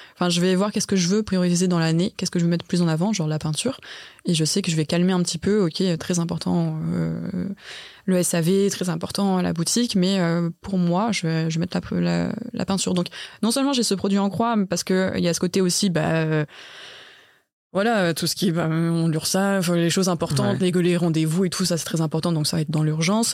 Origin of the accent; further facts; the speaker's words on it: Lyon, Auvergne-Rhône-Alpes, France; moved away; moi je suis de Lyon de base, j'ai fait mes études là-bas